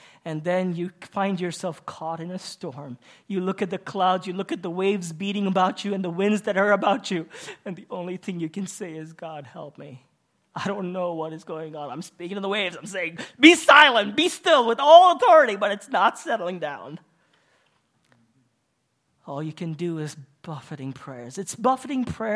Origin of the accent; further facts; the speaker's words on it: Kuwait; moved away as an adult; also born or lived in India; I'm Indian, but I was born and raised in Kuwait